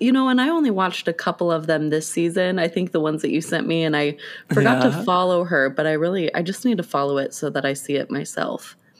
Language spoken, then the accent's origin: English; Renton, Washington, United States; Growing up, my address was technically Renton.